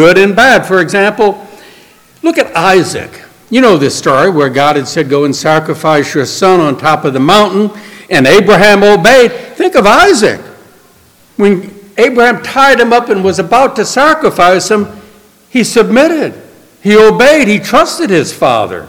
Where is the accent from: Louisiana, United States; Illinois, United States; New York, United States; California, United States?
Louisiana, United States; New Orleans; I grew up in New Orleans